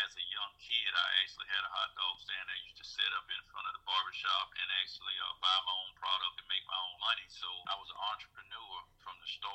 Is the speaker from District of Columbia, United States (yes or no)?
no; Sumter, South Carolina, United States; I'm from Sumter, South Carolina.